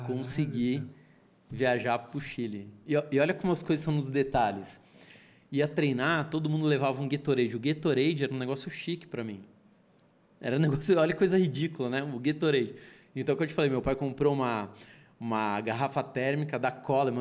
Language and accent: Portuguese; São Paulo, Brazil; accent: São Paulo; Nasci na Vila Mariana, era um apartamento de 50 metros quadrados, dois quartos